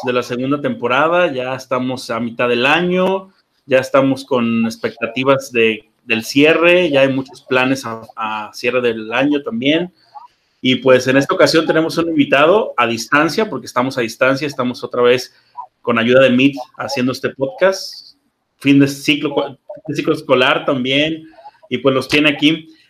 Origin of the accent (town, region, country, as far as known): Mexico